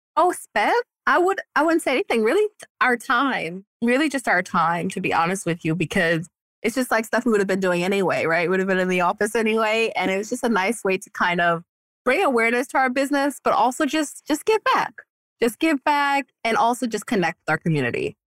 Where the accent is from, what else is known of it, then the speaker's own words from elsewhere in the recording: New York, United States; now in Florida, United States; I'm a New Yorker